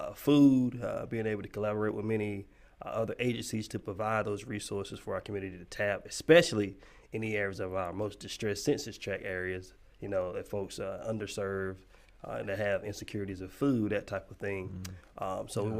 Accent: Kinston, North Carolina, United States; I've been here forever. So I was born and raised here in Kinston

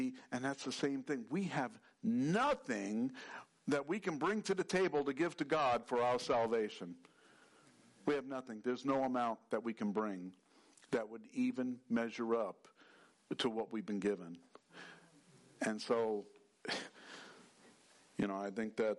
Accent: New York, United States; I grew up in New York

